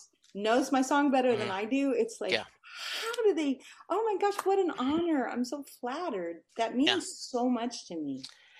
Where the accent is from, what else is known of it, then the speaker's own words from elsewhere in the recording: Texas, United States; And I'm like, just because I'm from Texas doesn't mean I want big hair.